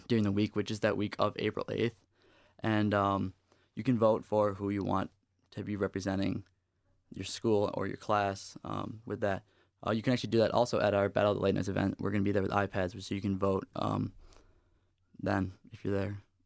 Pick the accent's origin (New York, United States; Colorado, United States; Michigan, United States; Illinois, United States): New York, United States; moved away as an adult; now in East Lansing, United States; I come from out of state. I come from New York, and coming to school here, I knew absolutely nobody